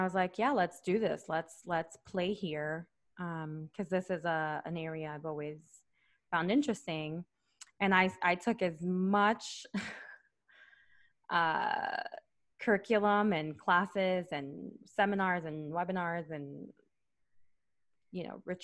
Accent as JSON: {"language": "English", "country": "Puerto Rico", "tie": "born or raised there", "also_born_or_lived": "New York City, United States", "moved": "yes", "lives_now": "United States", "said": "raised in the island."}